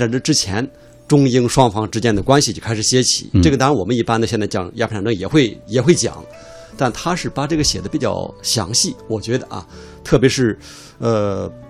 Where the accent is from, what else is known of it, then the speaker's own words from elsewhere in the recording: China; 特别我们作为中国人，这是我们所谓呃百年国耻的起点。